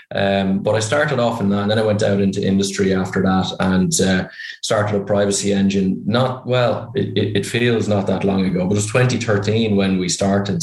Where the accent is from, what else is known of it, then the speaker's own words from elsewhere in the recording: Ireland; accent: Irish; You can probably tell by my accent I'm Irish